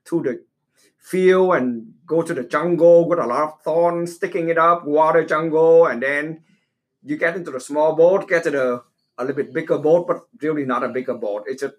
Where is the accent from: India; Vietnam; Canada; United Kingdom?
Vietnam; moved away as an adult; I grew up in Vietnam. I didn't come here until 18 years old. So my entire childhood is in Vietnam